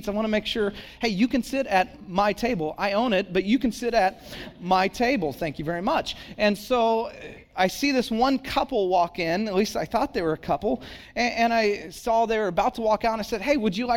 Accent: Santa Cruz, California, United States; now in San Jose, United States; I live in San Jose, pastor in San Jose, but for whatever reason, I said, but I grew up in Santa Cruz

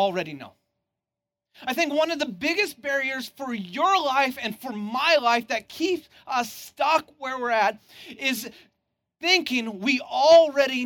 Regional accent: Santa Cruz, California, United States; I'm from Santa Cruz originally

